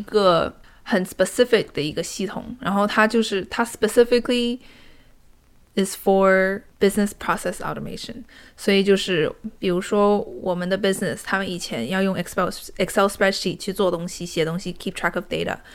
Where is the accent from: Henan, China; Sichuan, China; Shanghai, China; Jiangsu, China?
Shanghai, China; moved away as an adult; now in Seattle, United States; 我是以前从小在上海长大的